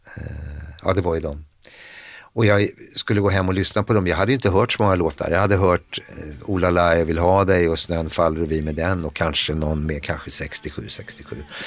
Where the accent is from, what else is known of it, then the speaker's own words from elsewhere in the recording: Stockholm, Stockholm County, Sweden; Vi flyttade in till, ifrån Hagsätra till Södermalm 1971. Jag skulle fylla 13.